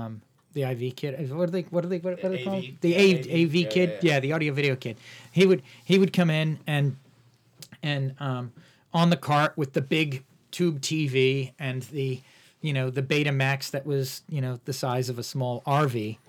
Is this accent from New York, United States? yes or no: yes; Woodstock, New York, United States; I actually grew up in Woodstock, New York, the Woodstock.